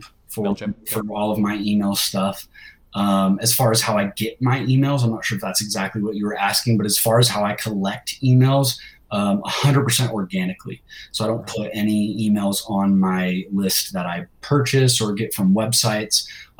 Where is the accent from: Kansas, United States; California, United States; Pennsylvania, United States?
California, United States; now in Utah, United States; I'm from California, man. Here in Utah, it's a little cold for me.